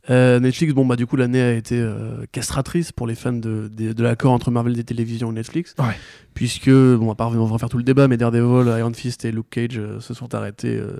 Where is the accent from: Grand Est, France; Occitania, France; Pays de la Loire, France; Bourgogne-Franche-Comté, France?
Grand Est, France; Alsace; je suis alsacien.